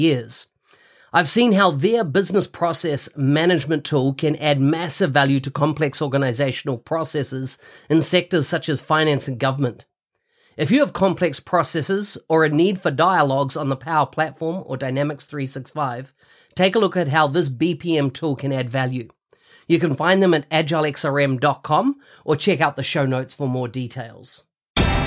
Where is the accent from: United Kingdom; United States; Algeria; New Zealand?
New Zealand; New Zealand, which, of course, my home country, very proud